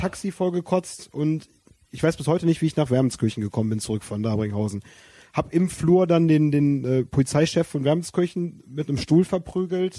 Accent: Wermelskirchen, North Rhine-Westphalia, Germany; ich komme aus Wermelskirchen

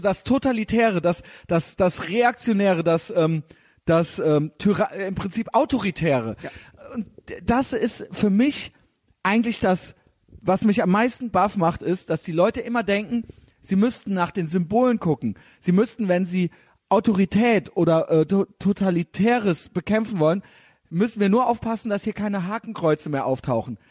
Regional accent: Germany; ich bin auch Deutscher

